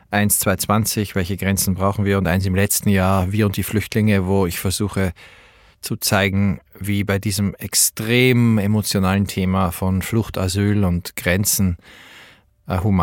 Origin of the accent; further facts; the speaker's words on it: Salzburg, Austria; now in Berlin, Germany; Ich bin in Salzburg geborener Österreicher, der in Berlin lebt